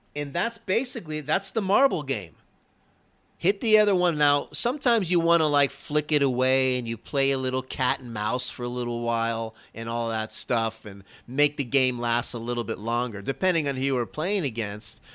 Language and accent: English; Florida, United States; now in Dallas, United States; I'm originally from Florida